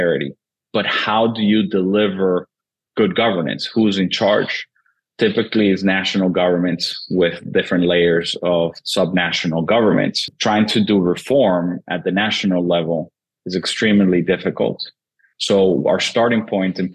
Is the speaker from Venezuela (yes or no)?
yes; Venezuela; moved away; born and raised in Venezuela originally